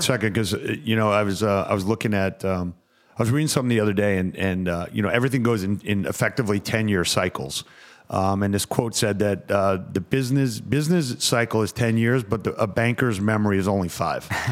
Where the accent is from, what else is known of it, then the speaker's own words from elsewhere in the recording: Westbury, New York, United States; I am from Westbury.